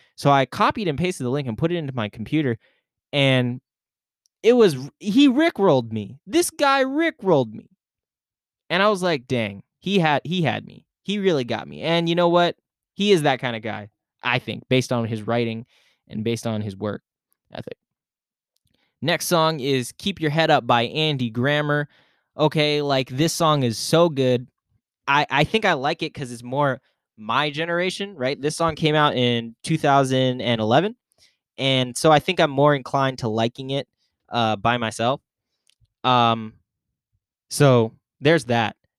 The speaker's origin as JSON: {"language": "English", "country": "Philippines", "said": "I'm Filipino"}